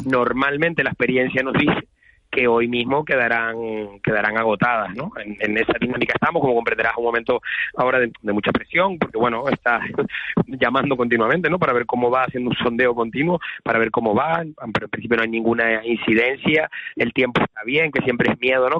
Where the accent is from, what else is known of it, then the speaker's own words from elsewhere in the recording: Santa Cruz de Tenerife, Canary Islands, Spain; somos chicharreros